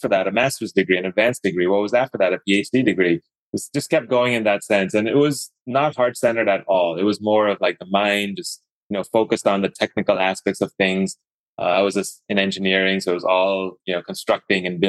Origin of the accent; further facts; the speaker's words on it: Dubai, United Arab Emirates; also born or lived in Idaho; now in Atlanta, United States; I was born and brought up in Dubai, the Middle East, and kind of like it was the Middle East, but there were a lot of Indians there